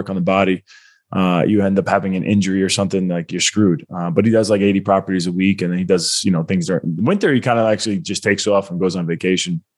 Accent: Long Island, New York, United States; now in South Carolina, United States; I'm from Long Island, New York

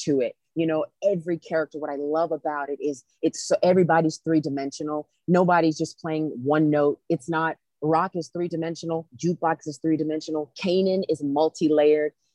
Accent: South Carolina, United States; I grew up in South Carolina

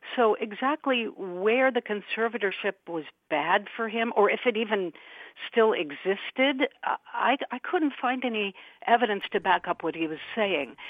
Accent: Albuquerque, New Mexico, United States; I'm from Albuquerque, New Mexico

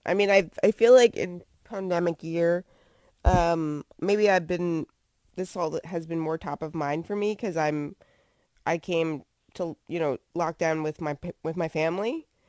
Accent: New Jersey, United States; now in Virginia, United States; I'm from New Jersey, so that's not a thing that I would see all the time growing up right outside of New York City.

